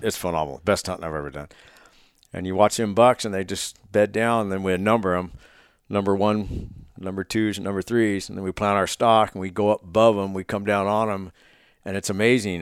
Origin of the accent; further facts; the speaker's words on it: Oregon, United States; moved away; Oregon for my late s, back my hometown